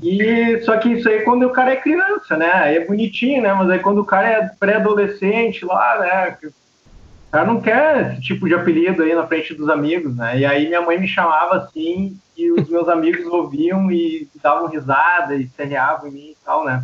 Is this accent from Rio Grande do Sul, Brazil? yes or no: yes; São Leopoldo, Rio Grande do Sul, Brazil; also born or lived in Santo André, São Paulo; now in Novo Hamburgo, Brazil; eu me criei ali em São Leopoldo, né? Cidade aqui do lado.